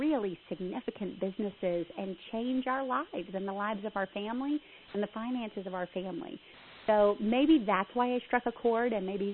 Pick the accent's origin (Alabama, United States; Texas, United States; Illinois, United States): Texas, United States; Southern United States; I am a Southerner, but I speak faster than most Southerners